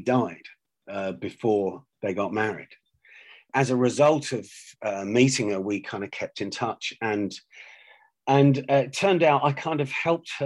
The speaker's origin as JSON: {"language": "English", "region": "London", "country": "United Kingdom", "tie": "born or raised there", "said": "I was born in London to an Irish mother"}